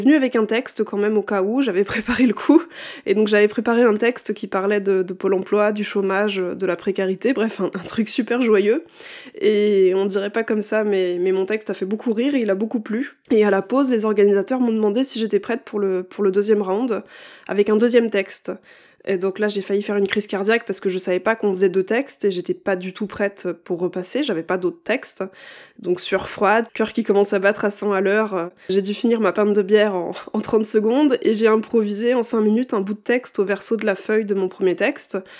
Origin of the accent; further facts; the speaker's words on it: Champagne-Ardenne, Grand Est, France; now in Paris region, France; j'ai grandi en Champagne-Ardenne, entre le champagne, les tracteurs et les OGM